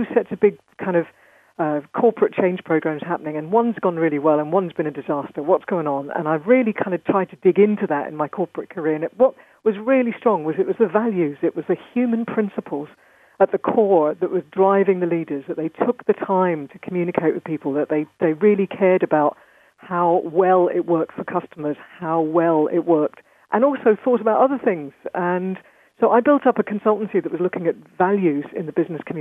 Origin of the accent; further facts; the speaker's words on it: London, United Kingdom; I was raised in London, and so I'm one of these kind of hybrids.